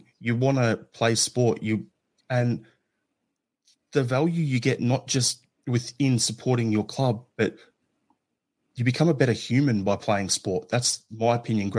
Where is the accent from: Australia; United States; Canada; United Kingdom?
Australia; growing up in Australia